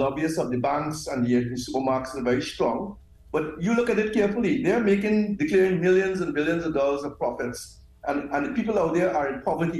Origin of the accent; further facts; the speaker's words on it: Trinidad & Tobago; I'm from the Caribbean